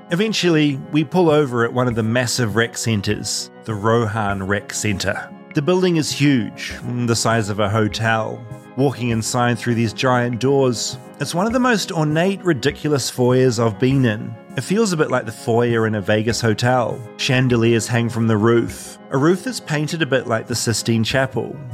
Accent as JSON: {"language": "English", "country": "New Zealand", "moved": "yes", "said": "as a New Zealander"}